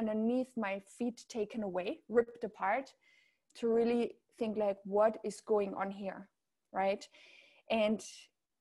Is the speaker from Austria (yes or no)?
yes; Austria; accent: German; English is a second language; moved away as an adult; also born or lived in south of France / Riviera Maya, Mexico; now in France; I'm from Austria originally. You might hear a certain German accent. And I live in the south of France now